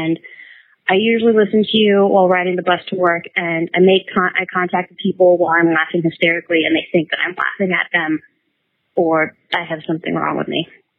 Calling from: New Zealand; I'm actually calling from New Zealand

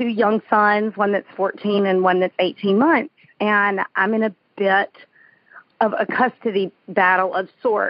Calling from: Indian Pass, Florida, United States; I am calling you from Indian Pass, Florida.

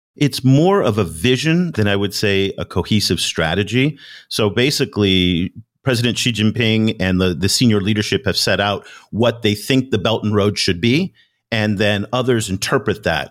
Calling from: Ho Chi Minh City, Vietnam; I'm calling you from Ho Chi Minh City, Vietnam, here in Southeast Asia.

